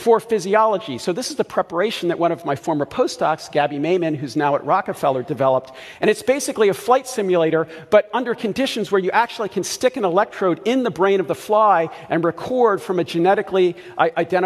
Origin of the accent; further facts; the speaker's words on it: Baltimore, Maryland, United States; I grew up in Baltimore